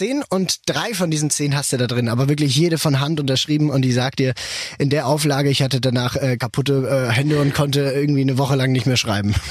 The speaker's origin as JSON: {"language": "German", "country": "Switzerland", "also_born_or_lived": "Basel", "said": "wir Schweizer"}